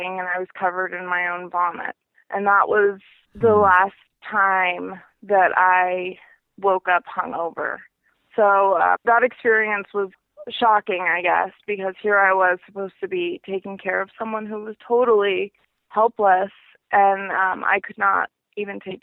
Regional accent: Seattle, Washington, United States; also born or lived in Montana; I was born in Montana, but I grew up in Seattle, Washington, and I spent most of my life there

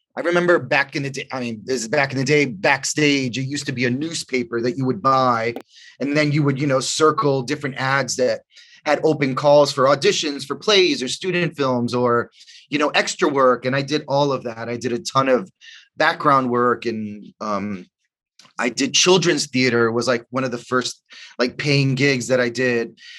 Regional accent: New York City, New York, United States; also born or lived in The Bronx; I grew up in, in Washington Heights and I went to high school in the Bronx

